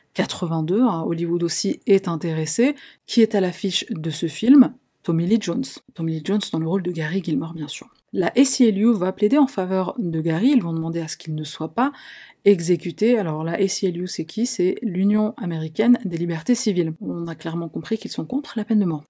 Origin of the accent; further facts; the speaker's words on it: Algeria; je suis une Algérienne